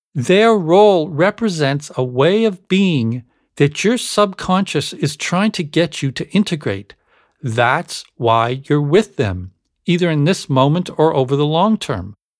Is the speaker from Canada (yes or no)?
yes; Canada; growing up in Canada